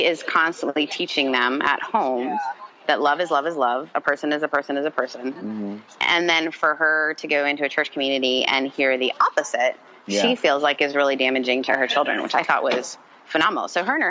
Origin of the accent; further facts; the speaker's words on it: Mississippi, United States; also born or lived in Canada; because I grew up in the South. I lived in Canada until I was 14. Then I moved to Mississippi.